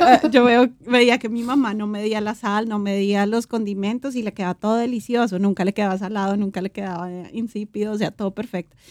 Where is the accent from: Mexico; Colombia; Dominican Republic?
Colombia; nosotros como colombianos